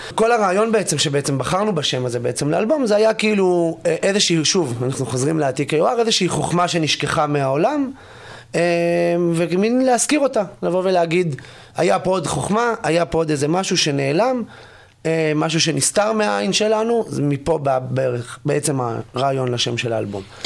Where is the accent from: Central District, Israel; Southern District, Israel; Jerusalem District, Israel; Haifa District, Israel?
Jerusalem District, Israel; Jerusalem; אני ירושלמי